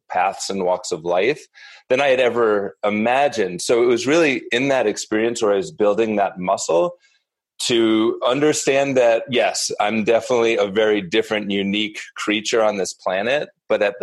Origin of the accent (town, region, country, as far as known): Northeast, United States; born or raised there; also born or lived in New York City